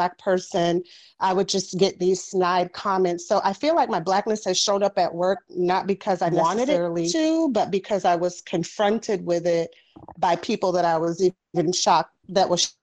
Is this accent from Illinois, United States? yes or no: no; Florida, United States; Southern Black girl born and raised in Florida